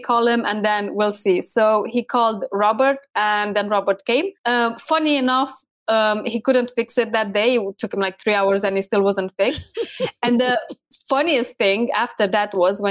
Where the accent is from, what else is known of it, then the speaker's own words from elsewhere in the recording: Romania; moved away as an adult; also born or lived in United Kingdom; We are originally from Romania, which is Eastern of Europe. But I've been living in the UK at that time for about 6 years.